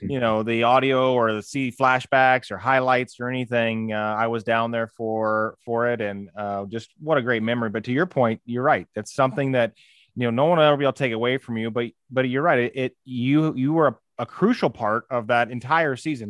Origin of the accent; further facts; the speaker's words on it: St. Louis, Missouri, United States; I grew up here in Saint Louis